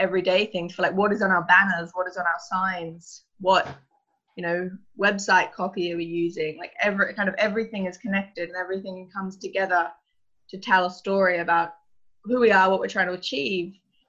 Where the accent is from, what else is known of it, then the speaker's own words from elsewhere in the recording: Australia; I came over from Australia to join in January